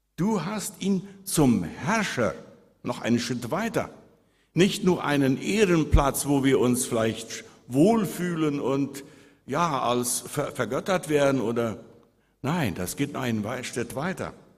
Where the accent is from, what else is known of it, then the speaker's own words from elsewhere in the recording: Friedensheim, Boquerón, Paraguay; als ich als Jugendlicher in Friedensheim auf einem Hof weit weg von Licht elektrischen Strom wohnte